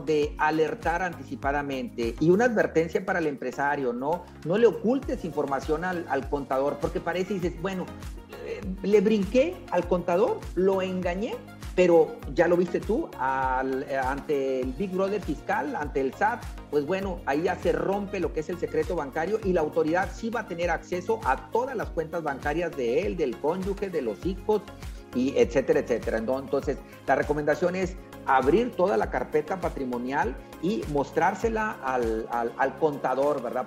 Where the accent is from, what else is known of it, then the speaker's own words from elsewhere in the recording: Mexico; como buenos mexicanos